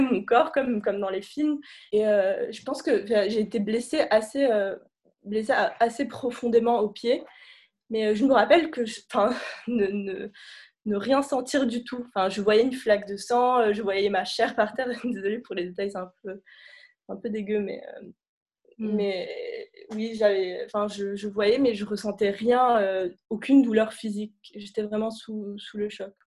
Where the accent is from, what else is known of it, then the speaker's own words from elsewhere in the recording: Beirut, Beirut Governorate, Lebanon; moved away as an adult; also born or lived in United States; now in Paris, France; je suis née euh, et j'ai grandi à Beyrouth